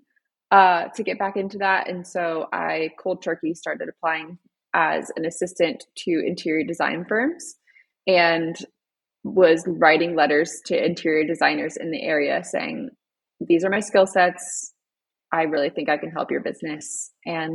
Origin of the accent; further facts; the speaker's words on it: Florida, United States; moved away as an adult; also born or lived in Fredericksburg, Virginia; now in Colorado, United States; we actually both are Florida babies. We grew up in Florida, met in Florida, got married in Florida